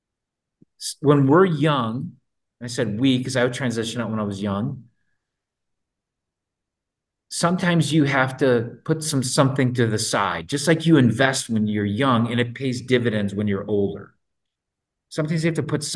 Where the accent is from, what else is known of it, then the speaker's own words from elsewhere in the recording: Minnesota, United States; I'm from Minnesota